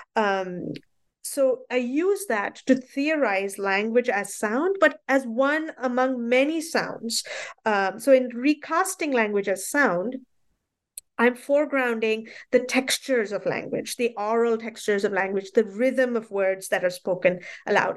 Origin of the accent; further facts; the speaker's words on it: Mumbai, Maharashtra, India; I grew up in Bombay